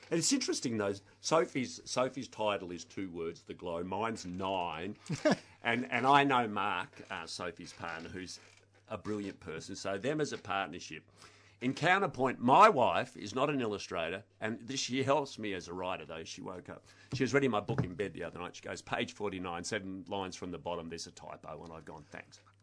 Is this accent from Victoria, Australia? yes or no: yes; Blackburn, Victoria, Australia; I grew up in Blackburn.